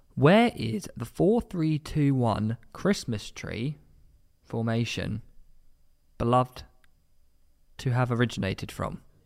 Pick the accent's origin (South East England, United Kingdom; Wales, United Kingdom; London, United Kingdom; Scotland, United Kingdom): South East England, United Kingdom; Eastbourne; I'm actually from Eastbourne